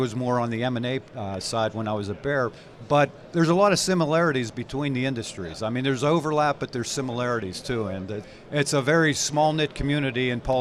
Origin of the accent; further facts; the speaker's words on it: Cleveland, Ohio, United States; I'm a Pittsburgh-based person. I grew up in Pittsburgh. I'm from Cleveland.